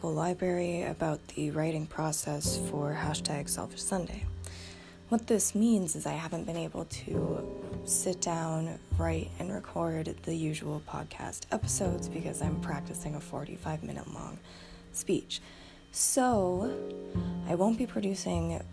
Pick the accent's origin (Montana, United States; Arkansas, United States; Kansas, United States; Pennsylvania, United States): Montana, United States; Bozeman; I am a light-skinned woman of color who grew up in the Gallatin Valley. I was born in Bozeman